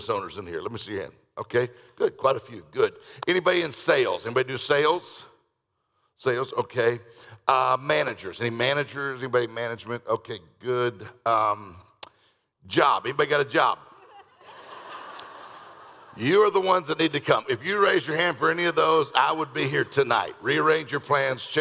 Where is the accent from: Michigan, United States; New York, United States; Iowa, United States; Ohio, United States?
Michigan, United States; Detroit; I'm from Detroit